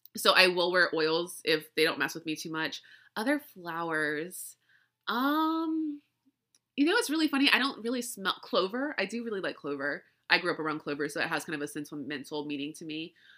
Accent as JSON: {"language": "English", "region": "Louisiana", "country": "United States", "tie": "born or raised there", "said": "I grew up in Louisiana"}